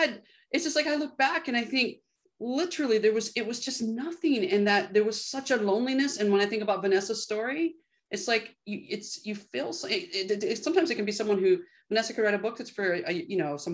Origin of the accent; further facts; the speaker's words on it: United States; my experience of being Mexican American, of being adopted, of being, you know, hiding my queerness or, you know, growing up with racist white people as my family.